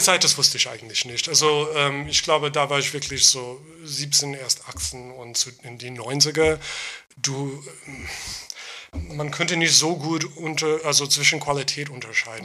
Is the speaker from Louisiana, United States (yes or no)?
no; Long Island, New York, United States; German is a second language; moved away as an adult; also born or lived in Queens, New York; now in Berlin, Germany; ich bin in Queens geboren, mhm. aber ich bin auf Long Island aufgewachsen